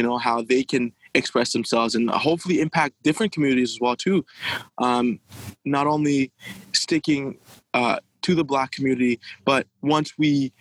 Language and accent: English; Haiti; now in Ottawa, Canada; Being from Haiti, I've seen, you know, ever since I was a younger kid, growing up in Haiti